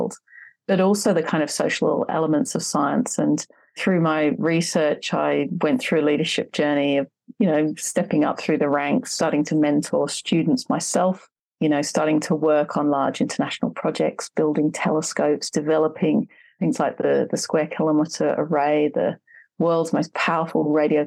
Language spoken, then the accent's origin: English; Wethersfield, East of England, United Kingdom; now in Hobart, Australia; I grew up in kind of a rural area in the UK, a small village called Wethersfield, just north of London